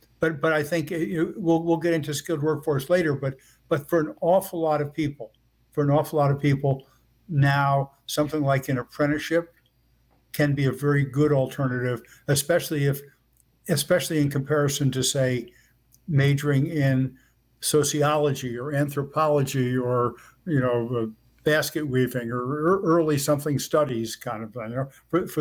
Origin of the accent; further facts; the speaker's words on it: Elizabeth, New Jersey, United States; I grew up in Elizabeth, New Jersey, which is right across the river from New York City